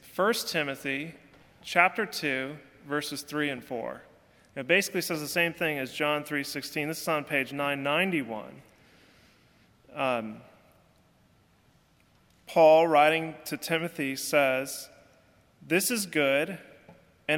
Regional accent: California, United States; now in Alabama, United States; I'm from California

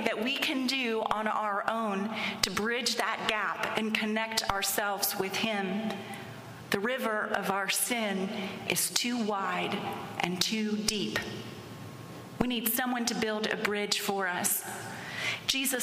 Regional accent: Pittsburgh, Pennsylvania, United States; I was born and raised in Pittsburgh, which is a city of 3 rivers

